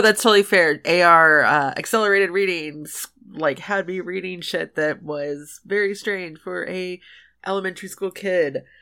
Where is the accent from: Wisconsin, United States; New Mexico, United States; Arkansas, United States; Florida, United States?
Arkansas, United States; West Memphis; my hometown, West Memphis